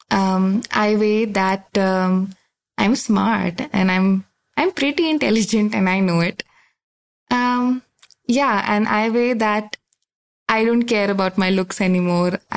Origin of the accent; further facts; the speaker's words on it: India; from India. Uh, I'm 22 years old